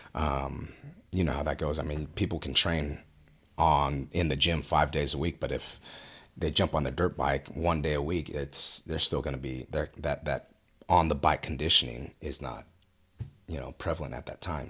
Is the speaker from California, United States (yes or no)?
yes; Westminster, California, United States; moved away as an adult; also born or lived in Fountain Valley, California; now in Murrieta, United States; born and raised in Westminster